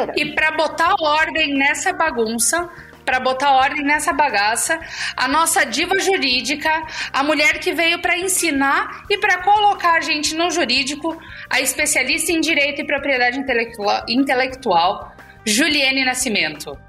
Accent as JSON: {"language": "Portuguese", "town": "Chapecó", "region": "Santa Catarina", "country": "Brazil", "tie": "born or raised there", "said": "eu sou do interior de Santa Catarina, eu sou de Chapecó, crescida lá. Não nasci lá, mas cresci lá, passei a vida inteira"}